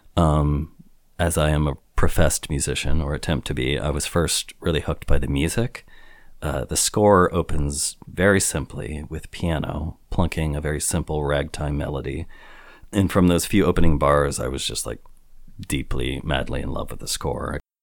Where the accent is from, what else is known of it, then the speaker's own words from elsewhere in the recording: Midwest, United States; I grew up in the Midwest